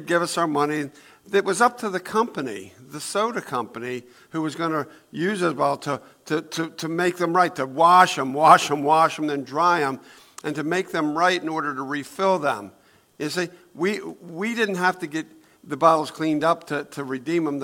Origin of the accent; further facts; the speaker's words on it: Newark, United States; when I was 10 years old, we lived in Newark, in Brookside, actually. But we moved from Brookside to the other side of town